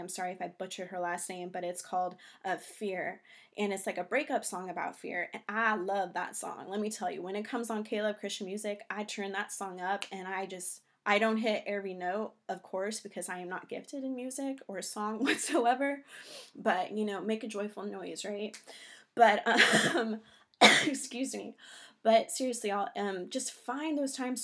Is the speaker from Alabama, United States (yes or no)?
no; California, United States; moved away as an adult; also born or lived in New York; now in North Carolina, United States; We're originally from California, living in New York for about three years